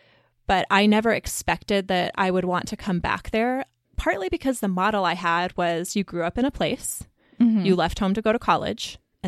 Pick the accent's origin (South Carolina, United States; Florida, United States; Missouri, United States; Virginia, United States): Missouri, United States; Columbia; moved away; I grew up in Columbia, Missouri, which is a university town. It's where the University of Missouri is. And it's right in the middle of the state.